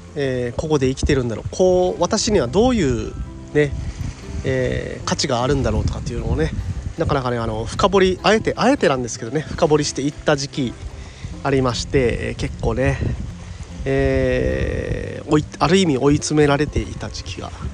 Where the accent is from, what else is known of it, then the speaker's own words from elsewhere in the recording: Kyushu, Japan; moved away as an adult; now in Okinawa, Japan; 地元の宮崎大学大分大学ねとかまあいろいろねあの地元の近くの大学も